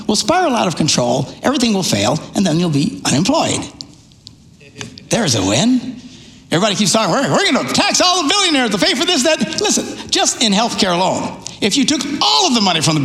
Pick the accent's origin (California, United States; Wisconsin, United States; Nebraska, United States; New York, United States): Wisconsin, United States; Neillsville; I was raised in Neillsville, Wisconsin.